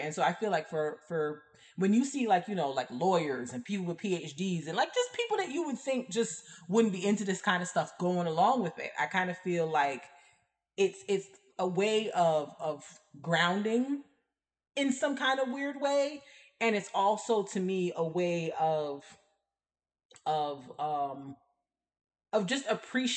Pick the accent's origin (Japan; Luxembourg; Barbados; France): Barbados; now in United States; I did not grow up in America. Like I grew up in Barbados.